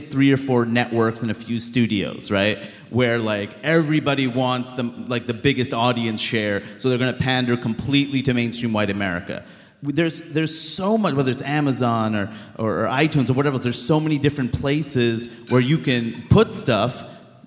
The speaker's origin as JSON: {"language": "English", "town": "New York City", "region": "New York", "country": "United States", "tie": "born or raised there", "said": "I grew up in Queens, New York, and it's the most diverse place in the world"}